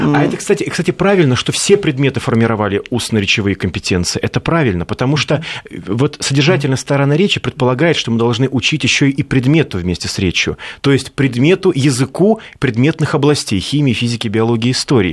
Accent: Siberia, Russia; я из Сибири, и я не знаю, а, поймете ли вы, о чем я говорю, если произнесу слова а, мультифора, например, э, вилок, а, башлык

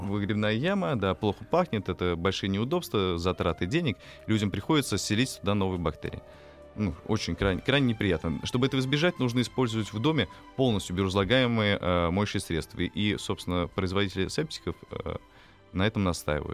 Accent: Nizhny Novgorod, Nizhny Novgorod Oblast, Russia; Э, я родом из Нижнего Новгорода.

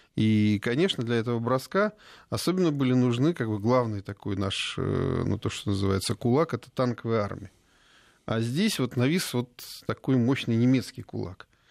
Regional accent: Smolensk Oblast, Russia; Я родом со Смоленщины

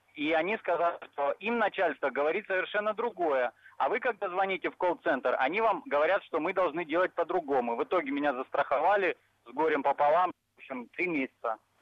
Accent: Rostov-on-Don, Rostov Oblast, Russia; now in Moscow Oblast, Russia; А, я проживаю в Московской области, сам я из Ростова-на-Дону

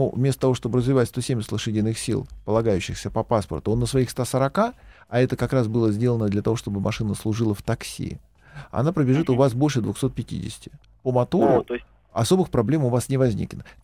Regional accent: Moscow, Russia; Я москвич, да.

